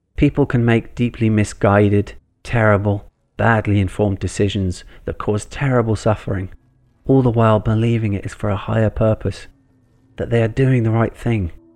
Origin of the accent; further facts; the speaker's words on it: England, United Kingdom; as a kid growing up in England in the nineteen eighties